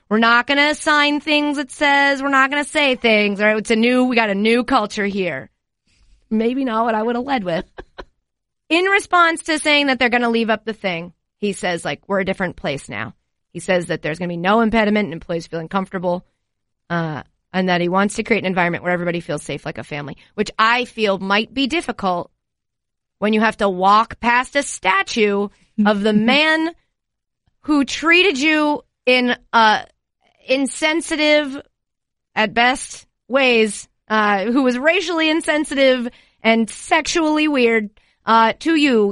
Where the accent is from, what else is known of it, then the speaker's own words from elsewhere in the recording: United States; as an American